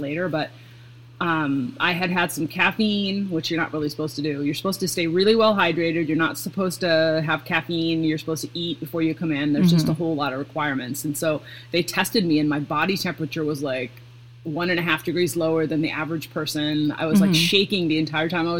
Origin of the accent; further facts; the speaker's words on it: Seattle, Washington, United States; also born or lived in Pacific Northwest; now in Midwest, United States; I'm from Seattle, so like my whole family drinks coffee